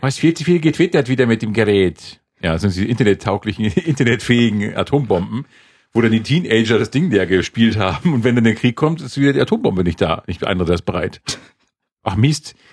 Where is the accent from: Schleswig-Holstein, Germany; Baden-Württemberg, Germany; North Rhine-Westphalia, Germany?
Schleswig-Holstein, Germany; moved away; Also Schleswig-Holstein nördlich der Elbe, also nörd, die Gebiete nördlich der Elbe und westlich von Lübeck so ungefähr. Das ist so meine Heimat.